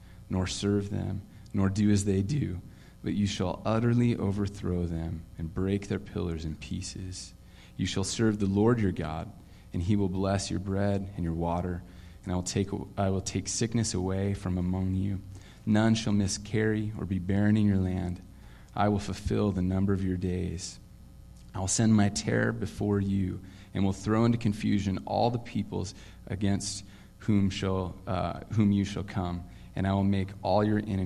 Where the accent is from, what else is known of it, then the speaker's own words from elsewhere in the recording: Vancouver, Washington, United States; also born or lived in Portland, Oregon, United States; I was born in Portland, lived there until I think I was nine, and then found out that we were moving to this land I'd never heard of called Vancouver